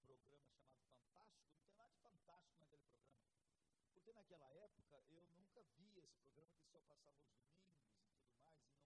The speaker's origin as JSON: {"language": "Portuguese", "country": "Brazil", "said": "eu sou tupin, tupiniquim demais."}